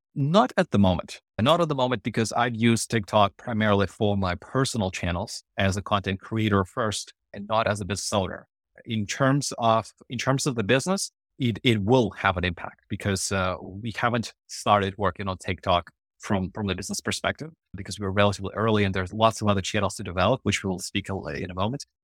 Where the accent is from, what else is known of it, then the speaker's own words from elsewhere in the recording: Ukraine; English is a second language; moved away as an adult; now in Canada; before I immigrated to Canada, when it was in Ukraine